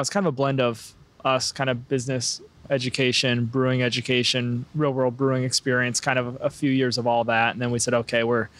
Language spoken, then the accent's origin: English; Eldridge, Iowa, United States; moved away as an adult; also born or lived in San Francisco / Seattle; now in Bellingham, United States; I'm from a small town in Iowa called Eldridge.